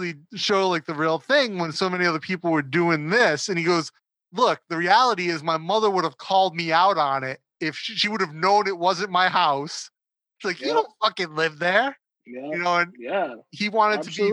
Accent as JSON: {"language": "English", "region": "Rhode Island", "country": "United States", "tie": "born or raised there", "said": "I grew up in Rhode Island"}